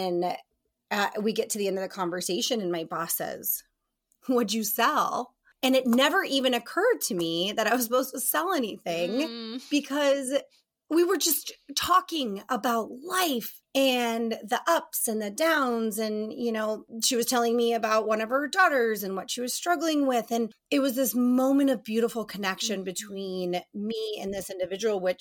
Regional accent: Colorado Springs, Colorado, United States; moved away as an adult; also born or lived in East Coast; now in Barrington, United States; I grew up born on the East Coast, but I'm raised in Colorado Springs, Colorado

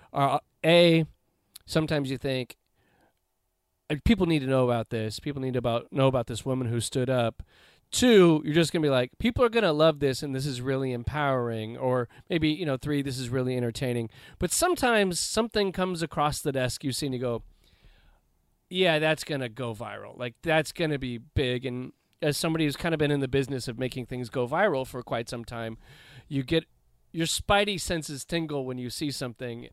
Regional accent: Los Angeles, California, United States; having grown up in the Los Angeles area, I grew up in the South Bay

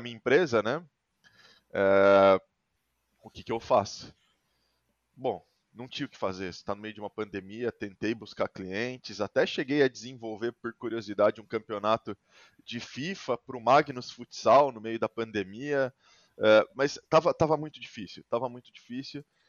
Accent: Sorocaba, São Paulo, Brazil; a minha cidade, que eu sou de Sorocaba

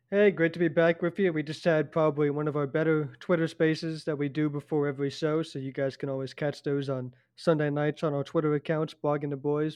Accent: Point Pleasant, New Jersey, United States; moved away; also born or lived in Montclair, New Jersey; I'm from Point Pleasant.

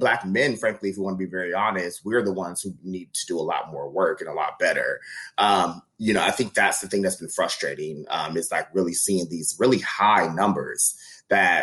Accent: Midwest, United States; as a Midwesterner

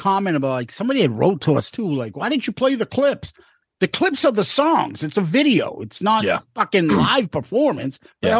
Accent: Arlington, Massachusetts, United States; You guys are my neck of the woods, Zeus. I'm from Arlington. And Tom, my dad is from Medford.

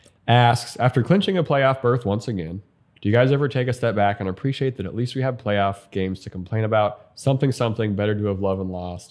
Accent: Montana, United States; I grew up in Montana.

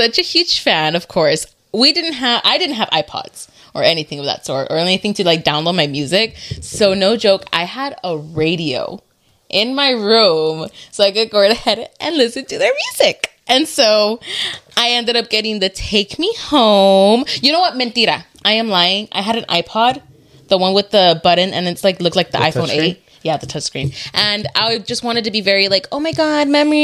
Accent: Anaheim, California, United States; I was a colonist from Anaheim. Graduated 2016 with Danny.

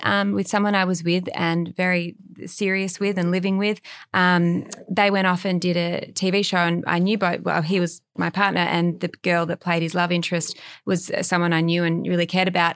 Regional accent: Australia; now in Los Angeles, United States; I grew up in Australia and we had dogs as kids, and we had a backyard

